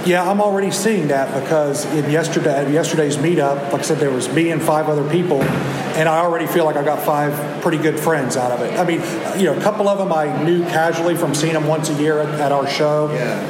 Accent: West Virginia, United States; I'm from West Virginia

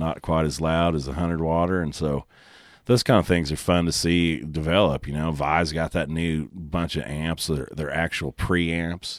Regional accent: Oklahoma, United States; I'm from Oklahoma

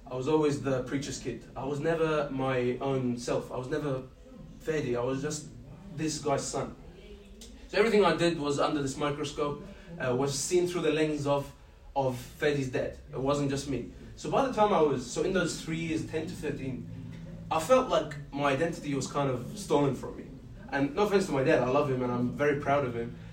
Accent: Egypt; also born or lived in Jordan; Growing up in Egypt, and just remember I said that in Jordan I was growing up around all Muslims.

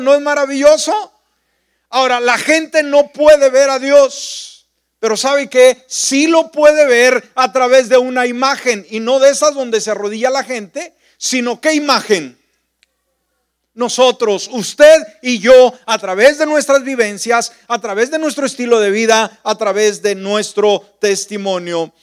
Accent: northern Mexico, Mexico; moved away; mi pueblo, a la cabalgata, eh, pues toda la gente andaba de sombrero, de botas, la tradición, la parte norte de la República Mexicana, el lugar donde yo nací.

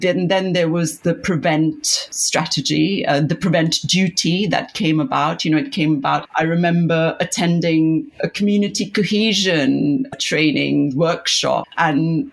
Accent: Pakistan; moved away; when I was growing up in Pakistan

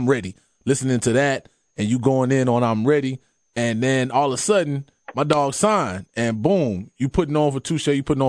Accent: Miami, Florida, United States; Growing up in Dade

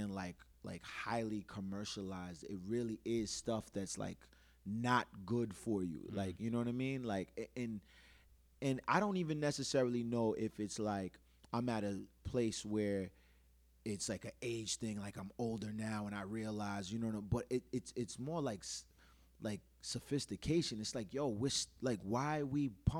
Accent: Providence, Rhode Island, United States; I'm from Providence.

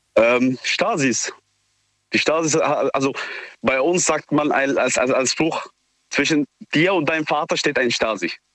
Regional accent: Syria; now in Neustadt, Germany; Ich komme selbst auch aus Syrien

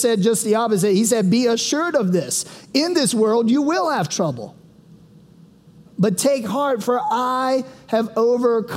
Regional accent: Sumter, South Carolina, United States; I'm from Sumter, South Carolina

